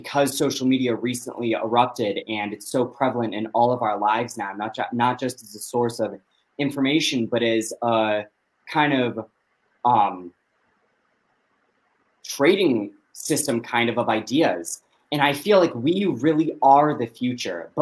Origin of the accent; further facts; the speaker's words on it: United States; born and raised in America